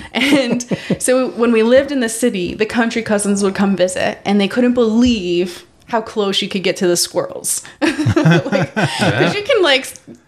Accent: Rochester, New York, United States; born or raised there; also born or lived in Batavia, New York / Buffalo, New York

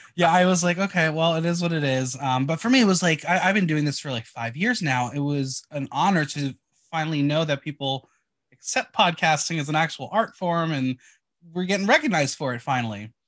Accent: New Jersey, United States; I am from North Jersey

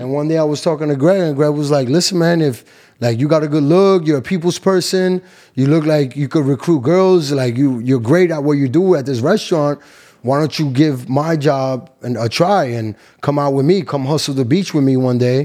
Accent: New York City, New York, United States; moved away as an adult; also born or lived in Cali, Colombia (family); now in Miami, United States; From Queens, New York. Flush in Queens, New York. My family is from Cali, Colombia

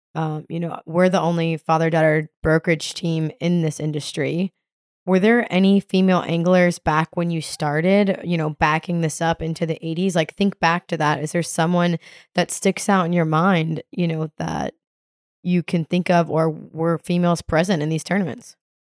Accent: the Florida Keys, United States; growing up in the Keys

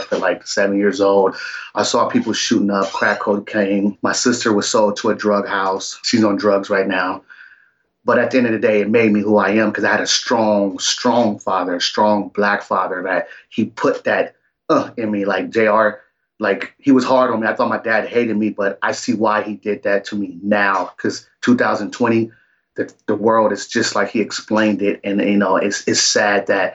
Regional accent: Long Beach, California, United States; also born or lived in Los Angeles, California; I grew up in Long Beach, California, but before that, we stayed in Los Angeles off 101st Street in Avalon

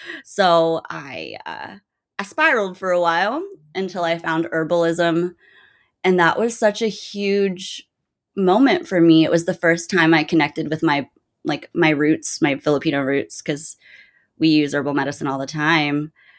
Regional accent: Germany; also born or lived in Guam; I'm a military brat. I was born on Guam and my mom married a military guy. And we traveled a bunch. I grew up basically my whole life in Germany. It's the longest place we ever stayed.

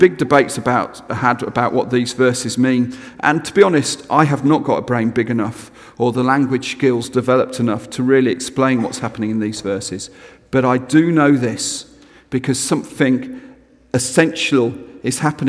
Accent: England, United Kingdom; as an English person speaking in Scotland

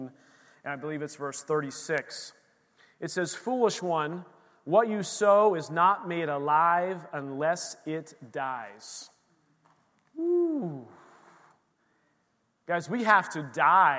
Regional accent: Bethlehem, Pennsylvania, United States; moved away; the church we grew up in the Lehigh Valley in Bethlehem, Pennsylvania

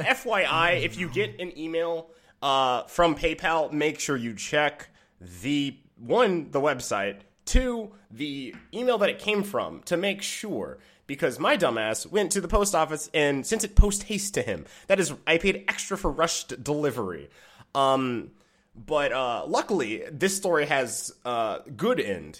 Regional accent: Michigan, United States; I'm from Michigan

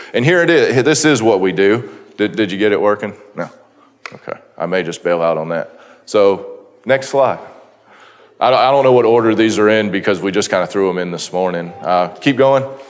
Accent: Florida, United States; we are from Florida

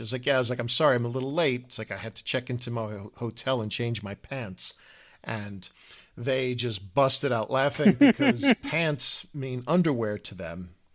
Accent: United States

